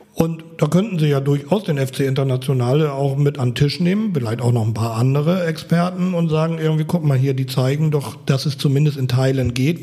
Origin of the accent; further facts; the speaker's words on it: Apen, Lower Saxony, Germany; now in Berlin, Germany; beim TSV Apen sind, wo ich groß geworden bin in Nordniedersachsen, auf dem Land